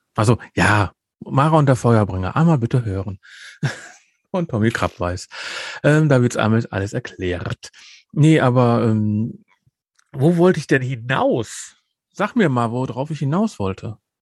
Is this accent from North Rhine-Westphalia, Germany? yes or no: yes; Ruhr area, North Rhine-Westphalia, Germany; Bei uns im Ruhrgebiet